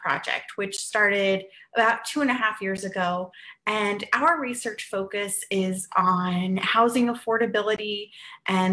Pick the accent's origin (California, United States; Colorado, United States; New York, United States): Colorado, United States; Western; moved away; my hometown in Western Colorado